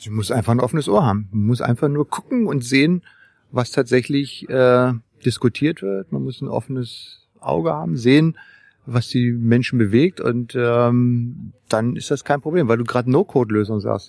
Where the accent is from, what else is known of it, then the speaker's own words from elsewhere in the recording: Berlin, Germany; als alter Berliner, man ist ja, ich bin ja in Berlin aufgewachsen, ja, ne, also in dem, im Westteil der Stadt